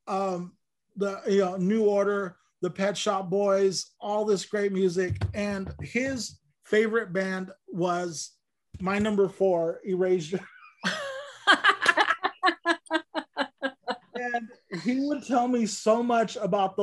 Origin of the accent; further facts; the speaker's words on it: Lamont, California, United States; I grew up in Lamont, which was even smaller and more narrow-minded